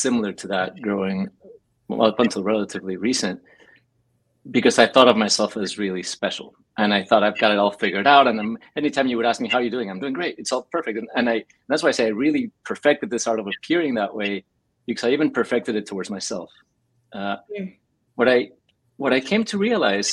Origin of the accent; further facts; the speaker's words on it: Mexico City, Mexico; now in Los Angeles, United States; I grew up in Mexico City